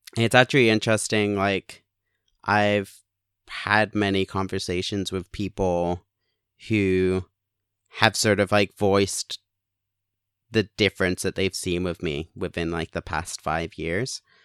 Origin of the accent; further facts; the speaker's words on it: Canada; also born or lived in England; now in Hamilton, Canada; moved to Canada. I was born in England.